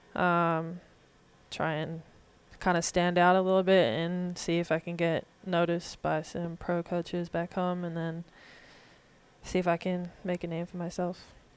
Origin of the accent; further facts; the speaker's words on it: Warrandyte, Victoria, Australia; moved away as an adult; now in Little Rock, United States; I grew up in kind of a small town called Warrendite